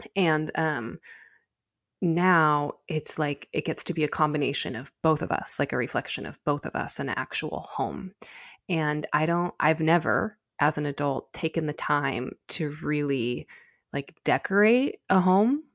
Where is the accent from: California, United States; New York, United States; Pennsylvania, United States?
California, United States; being a Californian